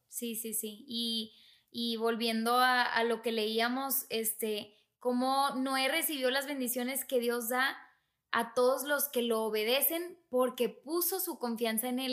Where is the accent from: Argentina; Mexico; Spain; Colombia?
Mexico; Monterrey, Nuevo León; moved away; yo soy de Monterrey